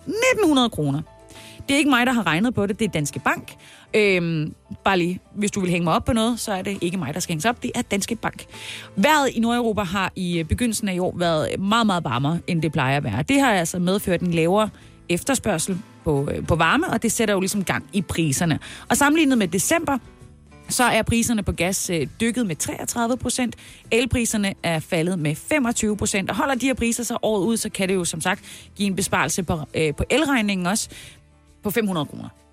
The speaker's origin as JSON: {"language": "Danish", "town": "Haderslev", "region": "Southern Denmark", "country": "Denmark", "tie": "born or raised there", "said": "min hjemby, Hasle, Haderslev, Oder Hardersleppen"}